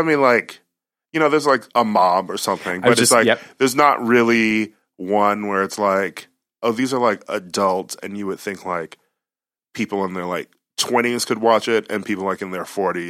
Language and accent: English; Milwaukee, Wisconsin, United States